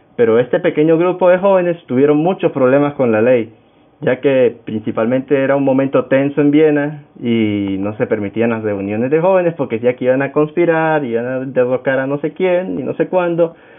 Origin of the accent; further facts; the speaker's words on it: Táchira, Venezuela; soy venezolano, actualmente vivo en el estado Táchira, me crié en el estado Táchira, tachirense